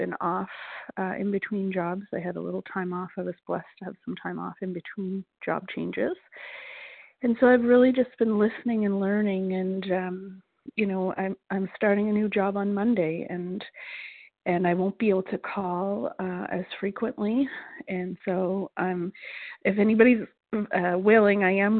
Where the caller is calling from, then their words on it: Nova Scotia, Canada; Nova Scotia, Canada.